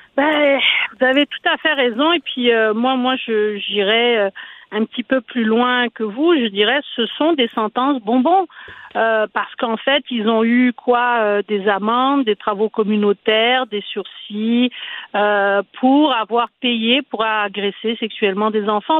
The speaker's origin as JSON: {"language": "French", "region": "Quebec", "country": "Canada", "said": "chez nous au Québec"}